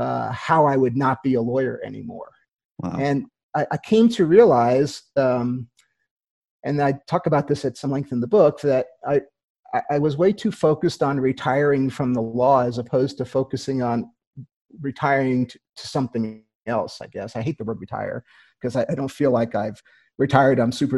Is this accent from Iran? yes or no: no; Queens, New York, United States; also born or lived in Long Island / New Haven; I grew up in the East Coast. I grew up in Queens, New York, and then Long Island, and then New Haven, Connecticut, and went off to college.